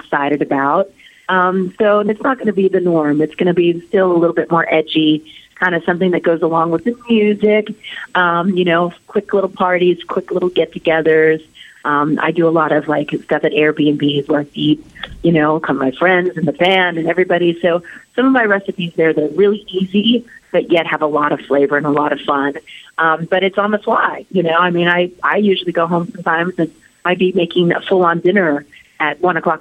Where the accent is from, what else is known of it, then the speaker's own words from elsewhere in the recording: Anaheim, California, United States; Anaheim, my hometown